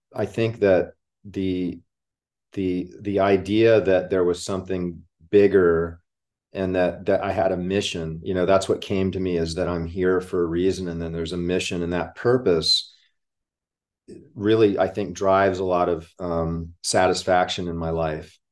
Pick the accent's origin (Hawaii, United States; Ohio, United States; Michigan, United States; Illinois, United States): Hawaii, United States; now in Florida, United States; I grew up in Hawaii